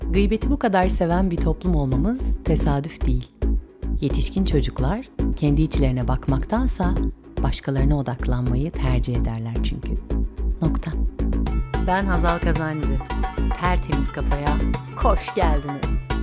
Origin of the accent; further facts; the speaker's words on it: İzmir, Turkey; doğduğum şehir canım İzmir'imde